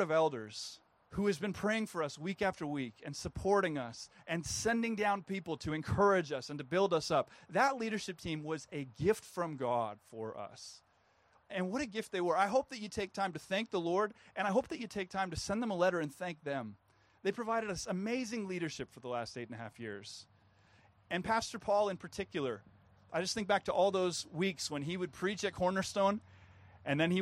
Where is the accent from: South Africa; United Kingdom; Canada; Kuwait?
Canada; I'm a Canadian